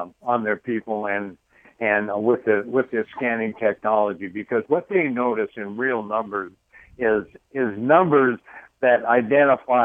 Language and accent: English; Idaho, United States; I'm from Idaho